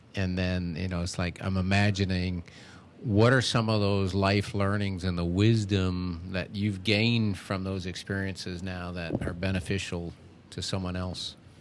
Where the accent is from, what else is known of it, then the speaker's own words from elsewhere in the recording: Seattle, Washington, United States; moved away as an adult; now in Wilmington, United States; I grew up out in the Seattle area